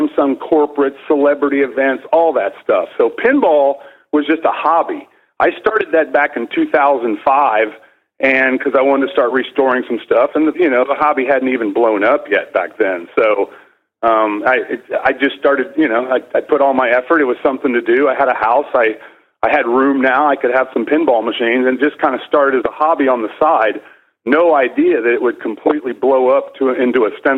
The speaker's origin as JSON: {"language": "English", "region": "Indiana", "country": "United States", "tie": "born or raised there", "moved": "yes", "said": "I'm originally from Indiana, so there was 2 feet of snow on the ground half the year back then"}